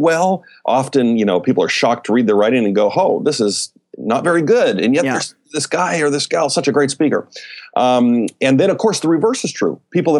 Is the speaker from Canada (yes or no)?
yes; Calgary, Alberta, Canada; moved away as an adult; now in United States; I grew up in Canada. Okay. In the Calgary, Alberta area. My dad was a pastor up there. I moved down to the States when I was, 22.